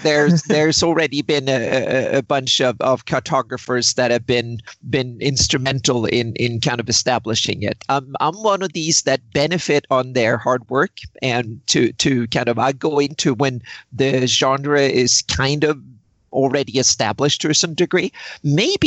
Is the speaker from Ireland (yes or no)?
no; Sweden; moved away as an adult; now in Southern California, United States; I grew up in Sweden